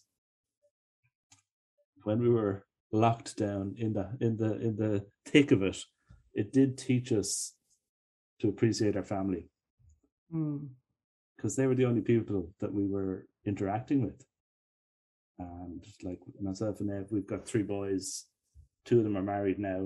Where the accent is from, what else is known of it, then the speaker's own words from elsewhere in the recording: Ireland; accent: Irish; I'm in Dublin, Ireland